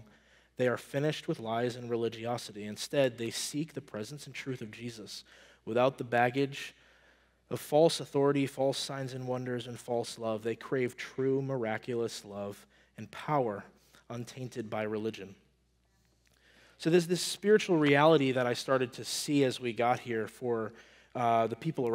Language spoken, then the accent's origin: English; Maine, United States; moved away as an adult; I'm from Maine, and I would say around 2018, my wife and I started looking into, like, man, we just want to, like, I'm from Maine. We want to go back to Maine